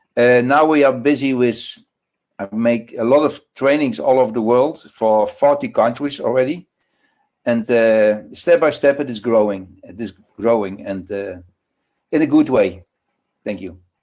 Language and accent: English; Netherlands; from the Netherlands